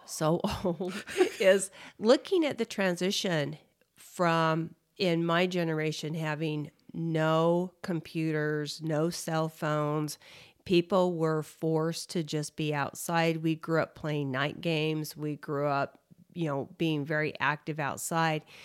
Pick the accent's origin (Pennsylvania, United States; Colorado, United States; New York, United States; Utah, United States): Utah, United States; growing up in Utah